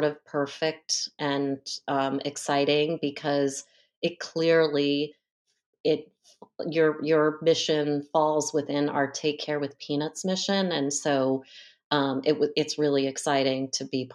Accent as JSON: {"language": "English", "region": "Northern California", "country": "United States", "said": "I'm from Northern California"}